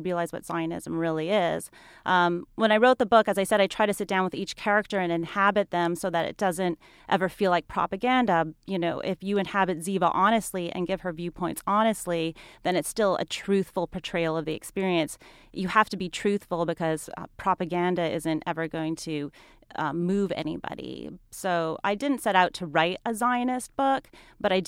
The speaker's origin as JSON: {"language": "English", "country": "Canada", "tie": "born or raised there", "also_born_or_lived": "Montreal", "moved": "yes", "said": "I grew up in Canada"}